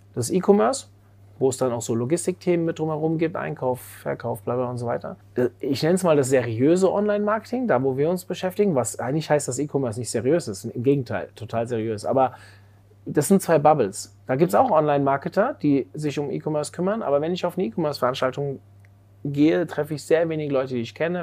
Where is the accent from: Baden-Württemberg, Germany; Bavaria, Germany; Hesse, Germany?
Hesse, Germany; Frankfurt suburbs; ich bin im Frankfurter Speckgürtel aufgewachsen